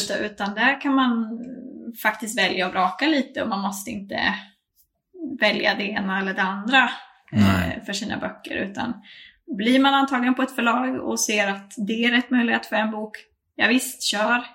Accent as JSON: {"language": "Swedish", "region": "Norrland", "country": "Sweden", "accent": "skorrande norrländska (Norrland dialect with uvular r)", "said": "min skorrande norrländska"}